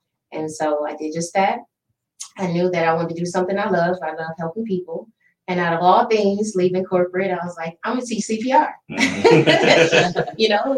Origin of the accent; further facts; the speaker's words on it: Toledo, Ohio, United States; moved away as an adult; also born or lived in Southeast US; the Midwest, my hometown